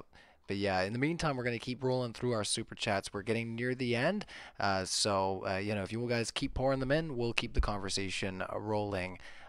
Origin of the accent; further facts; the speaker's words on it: Canada; I'm hyper polite. I'm Canadian.